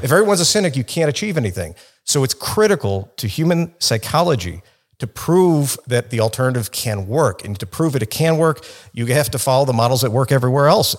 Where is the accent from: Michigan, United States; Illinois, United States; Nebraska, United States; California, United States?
Illinois, United States; Chicago; I grew up in Chicago, in the city